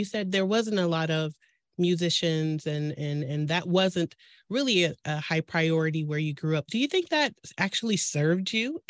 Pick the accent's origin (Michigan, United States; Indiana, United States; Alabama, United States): Michigan, United States; Detroit; I am actually from Detroit.